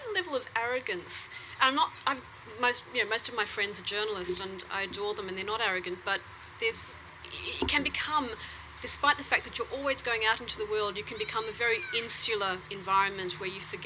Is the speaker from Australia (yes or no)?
yes; Australia; also born or lived in Italy; I came to Australia age 3